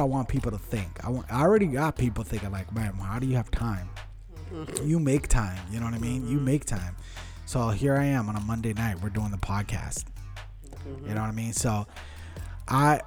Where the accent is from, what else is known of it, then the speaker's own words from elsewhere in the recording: Westborough, Massachusetts, United States; first language Portuguese; English is a second language; growing up in Westboro